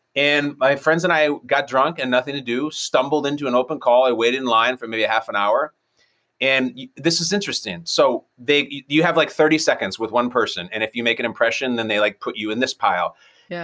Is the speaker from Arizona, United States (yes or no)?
no; North Shore of Chicago, Illinois, United States; moved away as an adult; I went to one of the high schools that all the John Hughes movies are from. Like I was basically from Shermer, Illinois.